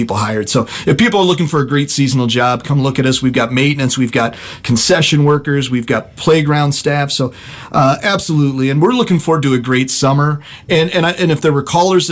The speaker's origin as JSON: {"language": "English", "town": "La Porte", "region": "Indiana", "country": "United States", "tie": "born or raised there", "said": "I grew up in LaPorte, Indiana, where we were always in the parks"}